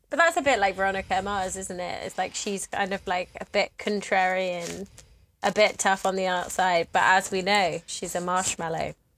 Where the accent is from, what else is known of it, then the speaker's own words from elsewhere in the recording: United Kingdom; I'm British